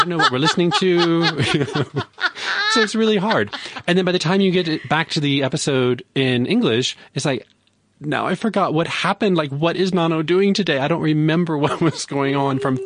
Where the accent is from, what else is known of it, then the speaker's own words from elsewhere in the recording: Louisiana, United States; now in Johannesburg, South Africa; I grew up in Louisiana.